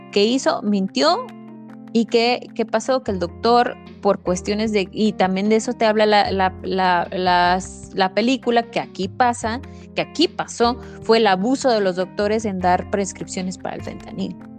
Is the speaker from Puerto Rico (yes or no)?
no; Veracruz, Mexico; yo soy veracruzana